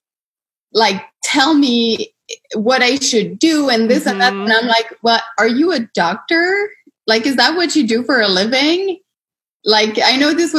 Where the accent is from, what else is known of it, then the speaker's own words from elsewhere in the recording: Canada; I'm Canadian